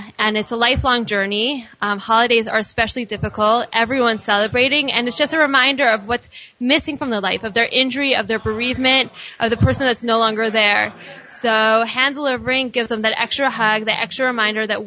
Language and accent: English; Pittsburgh, Pennsylvania, United States; now in Israel; I'm from Pittsburgh